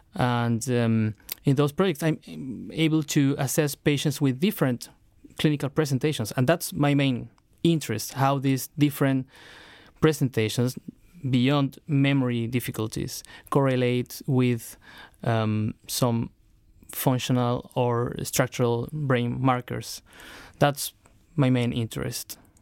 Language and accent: English; Chile; moved away as an adult; now in London, United Kingdom; I'm from Chile, I was trained as a medical doctor and neurologist in Santiago, Chile